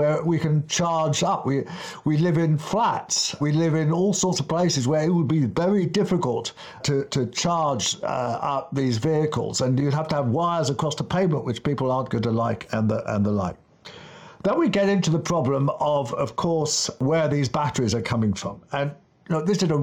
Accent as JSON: {"language": "English", "region": "London", "country": "United Kingdom", "tie": "born or raised there", "said": "When I was a kid in the 1960s, growing up in Kensington, up on Camden Hill"}